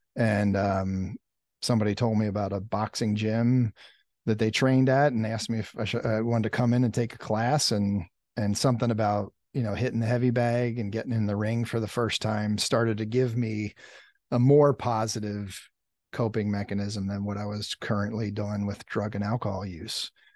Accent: Lancaster County, Pennsylvania, United States; I grew up in, like, rural Pennsylvania, um, Lancaster County area, farmland

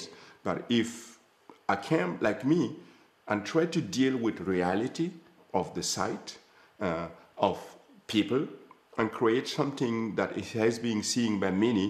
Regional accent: Gando, Centre-Est, Burkina Faso; moved away; I am the man from Gando

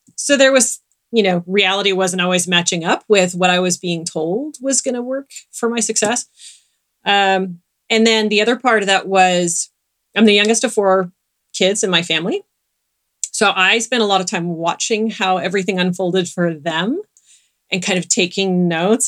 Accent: Southern California, United States; I grew up in Southern California

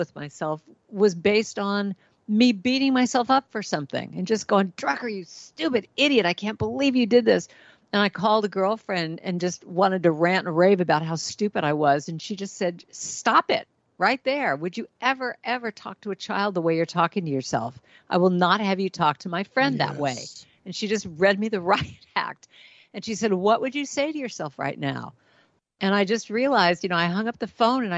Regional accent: Los Angeles, California, United States; that was my life all growing up in Hollywood

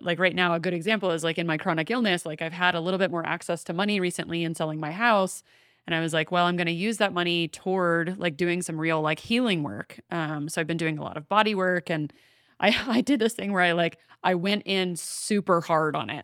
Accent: the South, United States; I grew up in the South

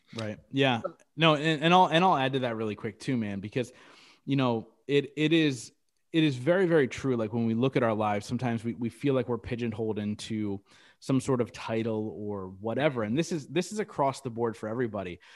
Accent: Reading, Pennsylvania, United States; downtown Reading here in my hometown

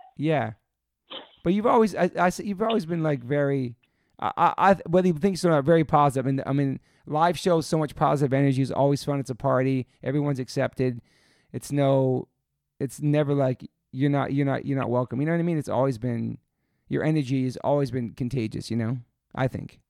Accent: East Coast, United States; now in California, United States; growing up in the East Coast

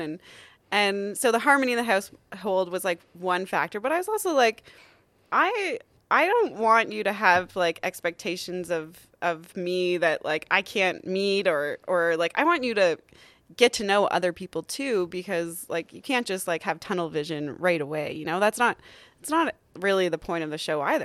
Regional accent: Ontario, Canada; moved away as an adult; also born or lived in Calgary; now in Yukon, Canada; So I moved up here from Calgary, actually, but, um, I'm an Ontario girl

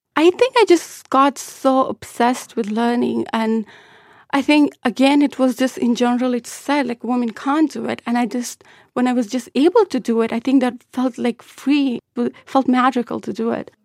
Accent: southern Afghanistan, Afghanistan; English is a second language; moved away

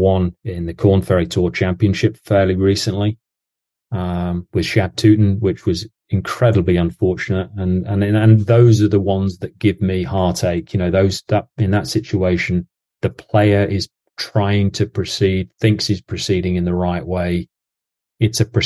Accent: England, United Kingdom; now in Jacksonville, United States; as an Englishman.

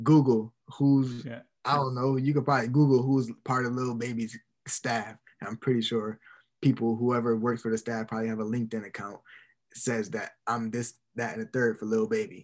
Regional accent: Buffalo, New York, United States; Buffalo, my hometown

